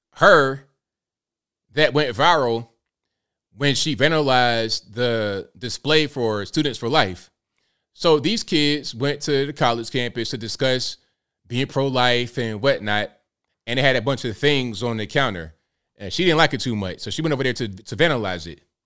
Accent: Virginia Beach, Virginia, United States; I'm from Virginia Beach

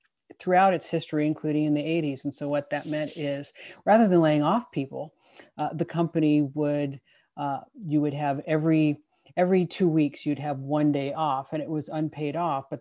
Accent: Santa Clara Valley, California, United States; growing up in the Valley here

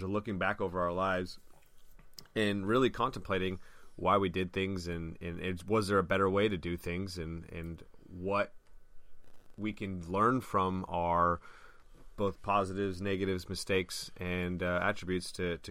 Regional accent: San Luis Obispo, California, United States; I'm 15 years old, and I'm driving from San Luis Obispo to Long Beach

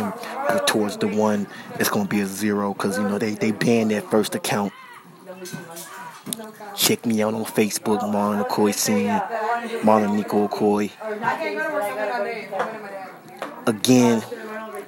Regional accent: New York, United States; I was raised in New York

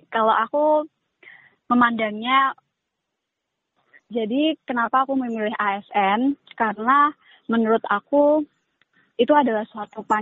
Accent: Boyolali, Central Java, Indonesia; di Boyolali apalagi untuk daerahku sendiri

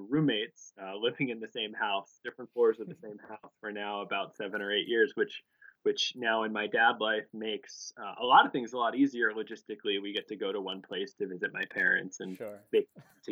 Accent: Cheltenham, Pennsylvania, United States; also born or lived in North Jersey, New Jersey; We moved from New York to a town called Cheltenham outside of Philadelphia, which is really where I grew up, as I think of it, from the time I was in sixth grade on.

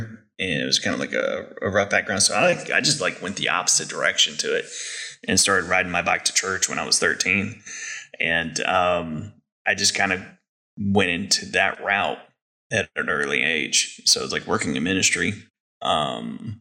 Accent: Texas, United States; we're two guys from Texas

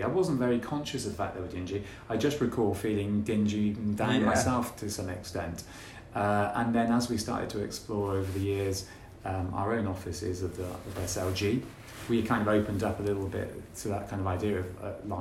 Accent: Gloucester, South West England, United Kingdom; born or raised there

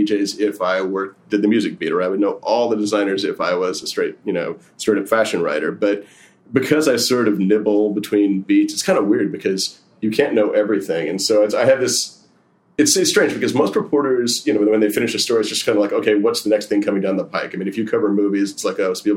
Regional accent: Bay Area, Silicon Valley, California, United States; moved away as an adult; also born or lived in Berkeley; now in New York, United States; I grew up in the Bay Area in Silicon Valley.

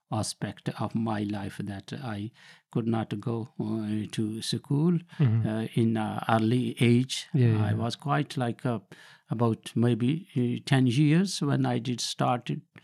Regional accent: Sargodha, Punjab, Pakistan; moved away as an adult; now in United Kingdom; So I was born in Pakistan in district Sargodha.

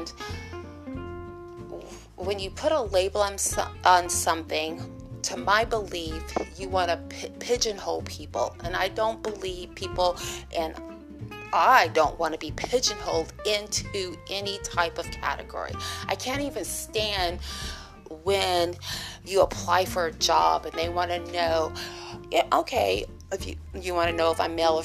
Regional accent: United States; I'm an American

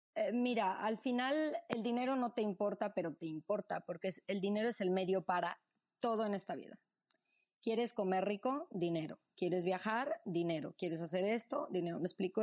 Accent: Mexico City, Mexico; also born or lived in Morelia, Michoacán; Yo nací en Morelia, Michoacán, michoacana. Este, mm, y cuando tenía nueve años, eh, me fui con mis padres a, Ciudad de México. Pues ahí hice pues, todo, o sea, el resto de la primaria, secundaria, preparatoria

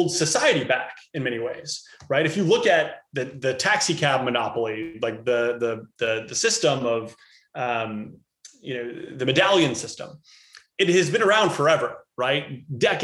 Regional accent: Cincinnati, Ohio, United States; I wound up growing up in Cincinnati, Ohio.

